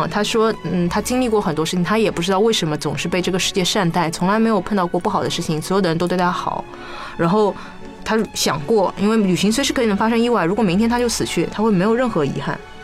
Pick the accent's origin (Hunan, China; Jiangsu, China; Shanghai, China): Shanghai, China; 我说上海来的